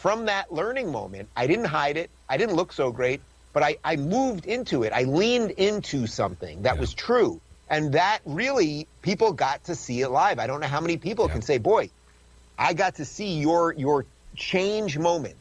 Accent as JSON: {"language": "English", "region": "New York", "country": "United States", "said": "I'm from New York"}